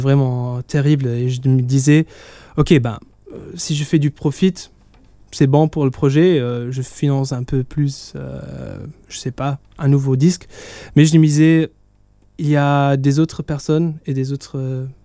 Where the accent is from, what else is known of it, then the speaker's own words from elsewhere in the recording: Italy; moi je suis italien